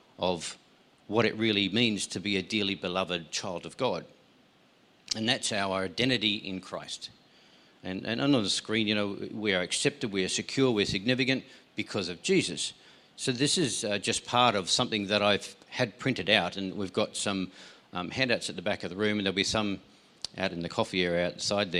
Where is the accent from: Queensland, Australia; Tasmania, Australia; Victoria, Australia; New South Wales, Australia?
Tasmania, Australia; I grew up in Tasmania.